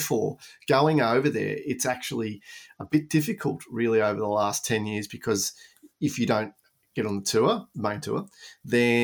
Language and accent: English; Australia; you were told as an Australian, go to Europe first